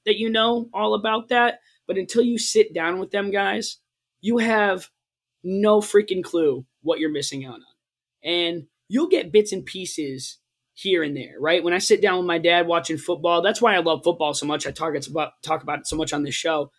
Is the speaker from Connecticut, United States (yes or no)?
yes; Connecticut, United States; growing up in Connecticut